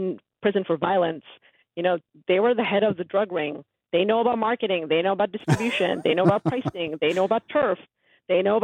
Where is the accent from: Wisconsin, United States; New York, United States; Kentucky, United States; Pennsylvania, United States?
New York, United States; New York City; I grew up in Woodside, Queens